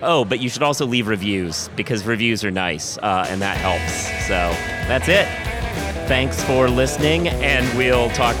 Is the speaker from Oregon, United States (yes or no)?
yes; Portland, Oregon, United States; Like, I'm from Portland, Oregon.